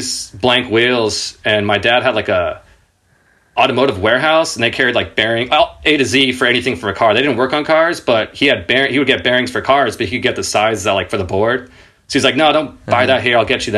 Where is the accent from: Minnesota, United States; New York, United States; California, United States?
California, United States; Irvine; I grew up in Orange County in Irvine in Southern California. I moved around a bit before that, but that's around, like, I think we got there when I was in second grade